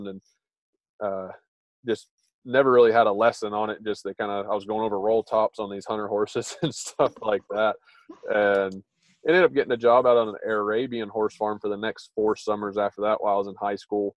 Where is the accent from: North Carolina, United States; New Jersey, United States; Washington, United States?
North Carolina, United States; I grew up in North Carolina